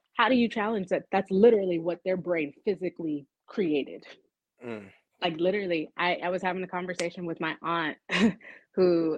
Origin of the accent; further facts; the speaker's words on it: California, United States; now in Atlanta, United States; I'm from California too